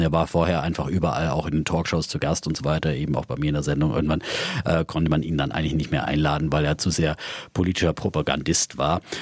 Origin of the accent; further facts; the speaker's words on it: Franconia, Germany; Ich bin ein solider, fränkischer, sparsamer Mensch